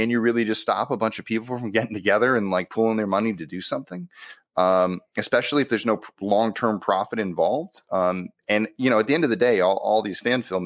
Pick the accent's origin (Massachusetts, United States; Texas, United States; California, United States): Massachusetts, United States; now in Los Angeles, United States; I'm from Massachusetts. I mostly spent most of my time in New England when I was there. I moved out to LA.